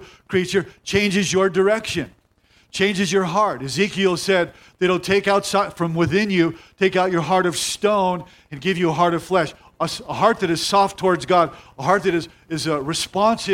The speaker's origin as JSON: {"language": "English", "town": "Rolling Hills", "region": "California", "country": "United States", "tie": "born or raised there", "also_born_or_lived": "Covina, California", "said": "I grew up in Palos Verdes, Rolling Hills"}